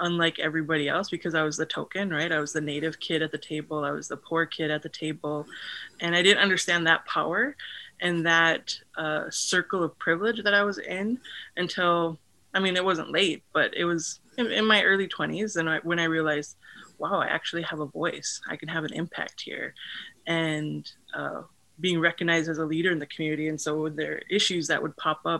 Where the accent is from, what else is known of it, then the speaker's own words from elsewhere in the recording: Fargo, North Dakota, United States; now in Western North Dakota, United States; I grew up in Fargo, North Dakota